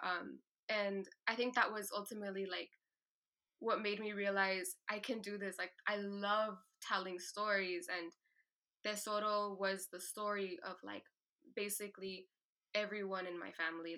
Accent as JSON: {"language": "English", "town": "Tucson", "region": "Arizona", "country": "United States", "said": "being from Tucson, Arizona, being the eldest daughter of immigrants"}